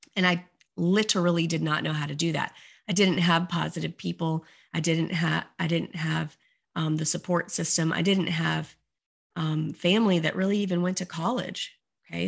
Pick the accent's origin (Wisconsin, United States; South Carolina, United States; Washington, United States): South Carolina, United States; Beaufort; moved away as an adult; also born or lived in Orlando, Florida; the local high school in Beaufort, South Carolina, which is my hometown